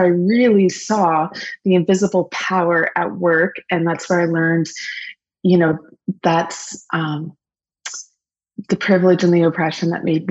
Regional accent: Lambton County, Ontario, Canada; also born or lived in Guelph / Germany; I am rural born. I grew up in Lambton County.

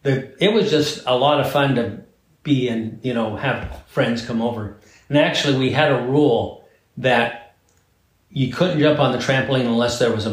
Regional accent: Coos Bay, Oregon, United States; I grew up in Coos Bay, Oregon, which is a beautiful town on the Oregon coast.

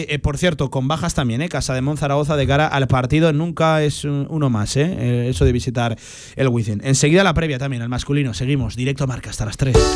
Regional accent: Teruel, Aragon, Spain; yo vengo de Teruel

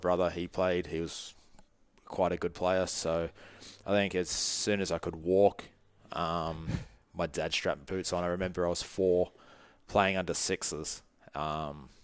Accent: Sydney, New South Wales, Australia; also born or lived in Northern Beaches, Sydney; now in New Zealand; I'm Australian. I like New Zealand. I can't see myself moving back to Sydney

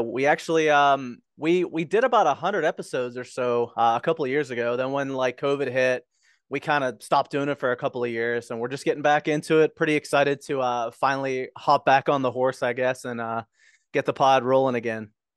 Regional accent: Pittsburgh, Pennsylvania, United States; moved away; I grew up in Pittsburgh. Like, I lived there for, like, twenty-three years

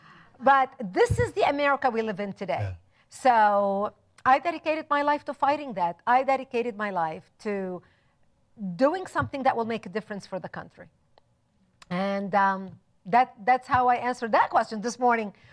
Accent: Lebanon; moved away; also born or lived in Israel; I was born and raised in Lebanon

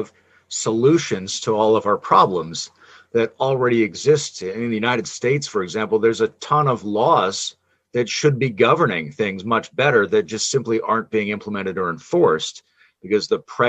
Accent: Canada

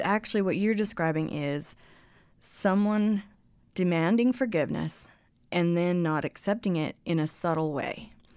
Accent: Colorado, United States; moved away; also born or lived in Texas; growing up in Colorado

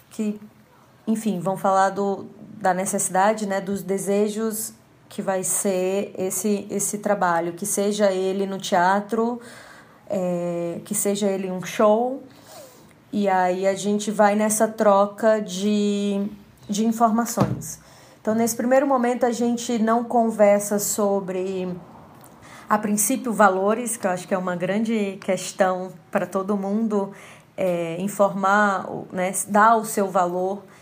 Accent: Fortaleza, Ceará, Brazil; now in São Paulo, Brazil; iluminadora cênica de Fortaleza, Ceará, residente hoje em São Paulo, capital.

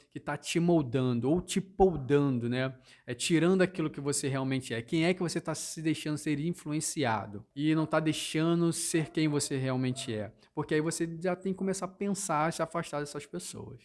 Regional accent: Rio de Janeiro, Brazil; now in Londrina, Brazil; eu sou natural do Rio de Janeiro e vim morar no sul de Londrina

